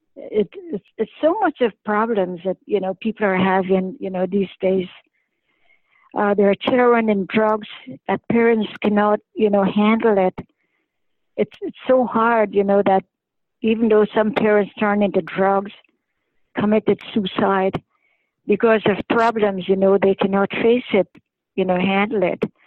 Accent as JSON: {"language": "English", "country": "Canada", "said": "I'm a Canadian"}